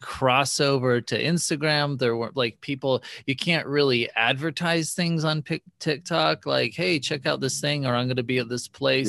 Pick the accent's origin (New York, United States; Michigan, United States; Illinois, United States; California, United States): California, United States; Bay Area; I grew up in the Bay Area